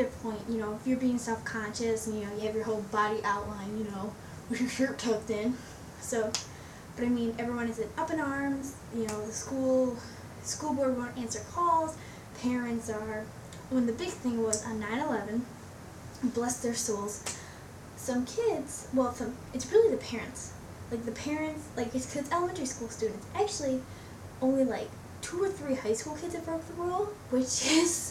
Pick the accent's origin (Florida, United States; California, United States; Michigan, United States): Michigan, United States; Lincoln Park; I'm from Lincoln Park, Michigan